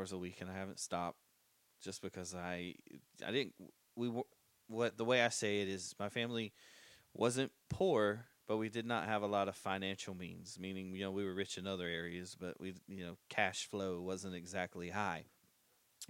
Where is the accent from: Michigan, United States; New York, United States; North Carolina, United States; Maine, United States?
North Carolina, United States; Smithfield; I've literally not moved to live anywhere else except Johnson County